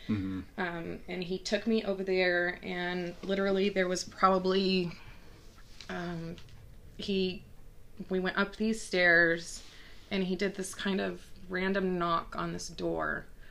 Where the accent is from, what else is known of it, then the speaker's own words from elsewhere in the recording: Texas, United States; I grew up in Texas